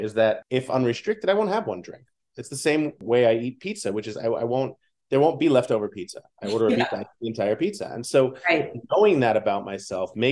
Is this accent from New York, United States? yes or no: yes; New York City, New York, United States; Growing up in New York City